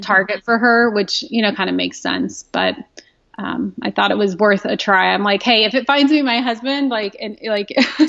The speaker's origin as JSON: {"language": "English", "region": "Southwest Kansas", "country": "United States", "tie": "born or raised there", "also_born_or_lived": "Modesto, California", "moved": "as an adult", "said": "I grew up in Southwest Kansas in a small town of about 1,400 people"}